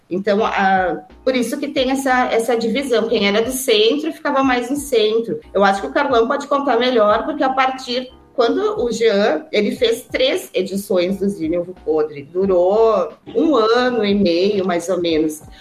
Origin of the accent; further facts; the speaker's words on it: Caxias do Sul, Rio Grande do Sul, Brazil; sou de Caxias também